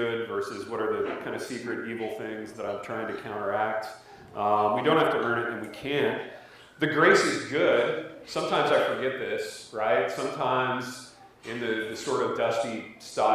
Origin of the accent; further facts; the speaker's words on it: Indiana, United States; I was from Indiana. I grew up in Corn